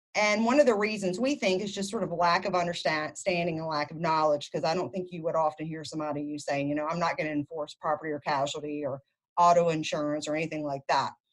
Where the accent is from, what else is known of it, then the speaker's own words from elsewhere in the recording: Louisiana, United States; moved away as an adult; I moved back to my home state of Louisiana